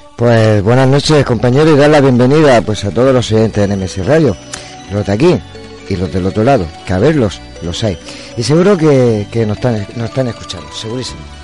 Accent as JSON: {"language": "Spanish", "region": "Region of Murcia", "country": "Spain", "said": "soy murciano"}